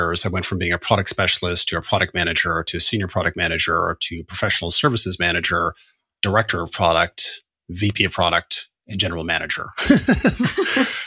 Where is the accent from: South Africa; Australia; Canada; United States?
Canada; now in United Kingdom; being a Canadian